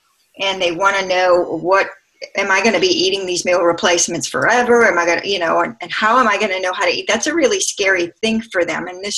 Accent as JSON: {"language": "English", "town": "Covington", "region": "Louisiana", "country": "United States", "said": "I am from Covington, also Louisiana, just north of the big city of New Orleans"}